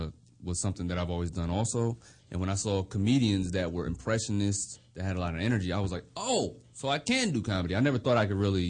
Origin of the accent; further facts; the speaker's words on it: Germany; also born or lived in United States; I just was a little kid growing up in Germany, military brat, and breakdancing my way into girls' pants.